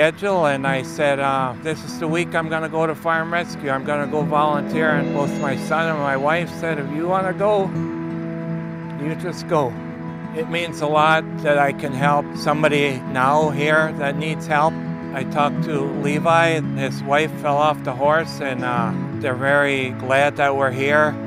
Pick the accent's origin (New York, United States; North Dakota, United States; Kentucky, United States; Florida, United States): North Dakota, United States; Hague; I am from Hague, North Dakota. I've been farming most of my life